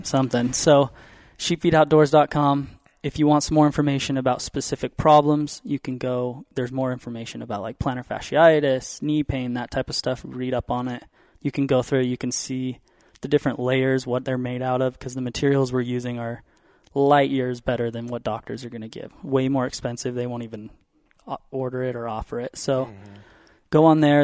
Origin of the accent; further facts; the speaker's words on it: Utah, United States; I grew up in Utah